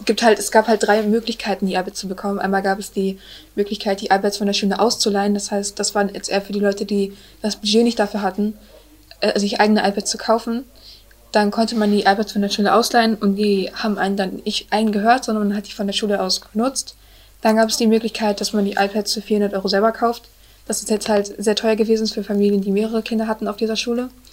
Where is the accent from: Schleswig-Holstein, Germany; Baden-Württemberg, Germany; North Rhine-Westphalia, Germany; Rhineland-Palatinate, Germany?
North Rhine-Westphalia, Germany; Münster; wir sind aus Münster